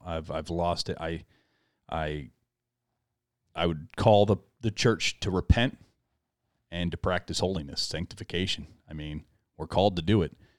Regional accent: United States; we as American Christians

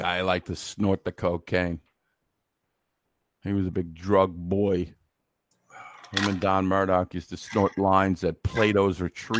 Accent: Brooklyn, New York, United States; Let me tell you, I'm from Brooklyn. Nobody calls me a fagoozy.

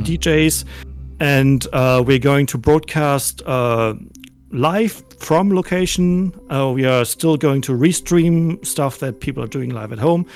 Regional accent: Germany; I'm I'm, I'm from Germany

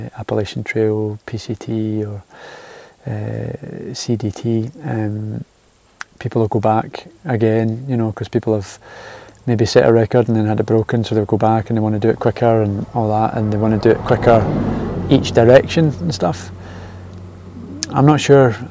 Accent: Scotland, United Kingdom; moved away as an adult; also born or lived in Auckland, New Zealand; I'm from Scotland

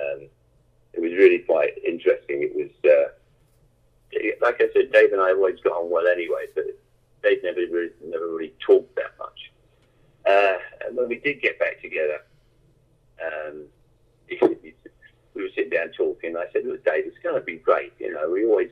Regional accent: London, United Kingdom; growing up in London

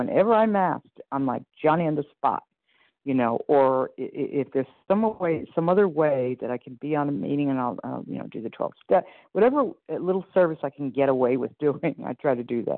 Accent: Iowa, United States; from Iowa.

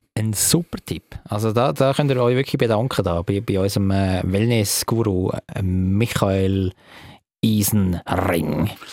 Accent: Stallikon, Zurich, Switzerland; ich bin ja zum Teil in Staliken aufgewachsen

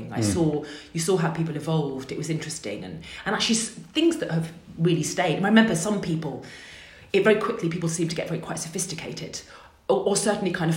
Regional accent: United Kingdom; I'm from outside of London. I grew up outside of London, but my mum and my dad are both from Manchester.

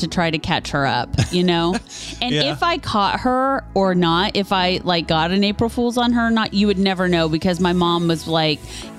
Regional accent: Northeast Kansas, United States; But we are from Northeast Kansas.

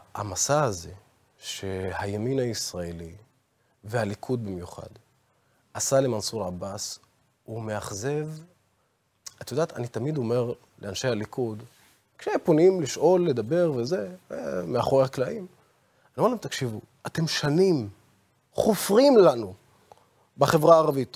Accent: Israel; also born or lived in Baqa al-Gharbiyye; אני בתור ערבי, אזרח מדינת ישראל

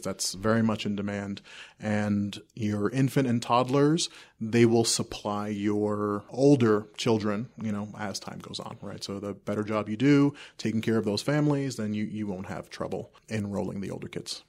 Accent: New York City, New York, United States; also born or lived in South America; now in Castle Rock, United States; I grew up in New York City. My family immigrated from South America, uh, when I was two

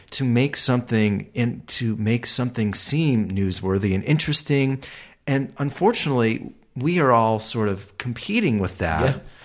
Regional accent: Ohio, United States; now in Los Angeles, United States; I'm from Ohio, and and um, it was very neighborhood driven.

